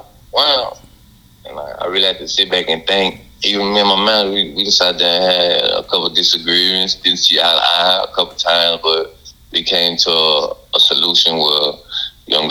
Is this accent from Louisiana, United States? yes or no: yes; Louisiana, United States; I'm from Louisiana